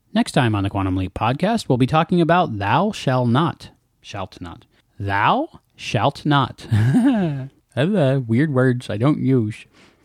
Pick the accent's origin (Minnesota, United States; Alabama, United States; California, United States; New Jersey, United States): New Jersey, United States; I'm from New Jersey.